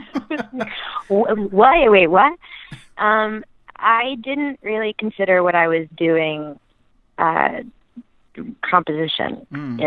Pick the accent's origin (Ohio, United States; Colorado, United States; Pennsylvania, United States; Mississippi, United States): Mississippi, United States; I grew up in Mississippi